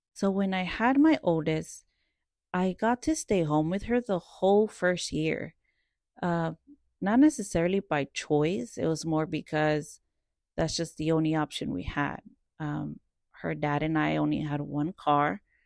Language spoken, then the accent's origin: English; Dallas, Texas, United States; also born or lived in Cedar Hill, Texas / Irving, Texas; I am from Dallas, South Dallas, Oak Cliff. I've lived there since I was about twelve, thirteen years old, and then I moved further south of Dallas to the suburbs of Cedar Hill